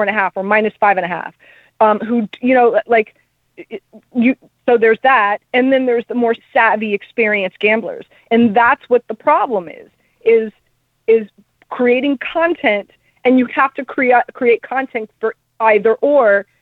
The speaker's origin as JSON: {"language": "English", "town": "Miami", "region": "Florida", "country": "United States", "said": "I'm from Miami."}